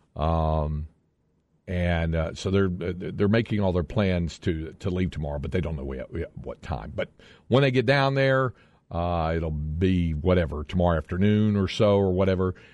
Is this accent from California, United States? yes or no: no; North Carolina, United States; since you grew up North Carolina like I did, and I grew up on, uh, on a lake